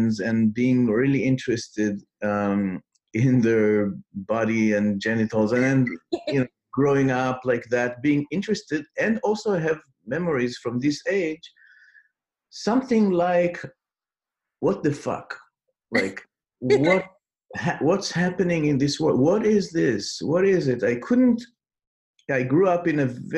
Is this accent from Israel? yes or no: yes; Israel; English is a second language; I grew up in Israel.